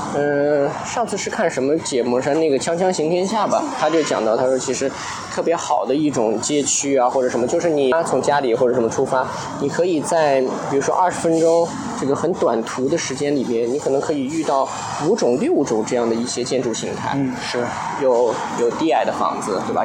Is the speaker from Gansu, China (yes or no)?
yes; Lanzhou, Gansu, China; now in Shanghai, China; 我小时候在兰州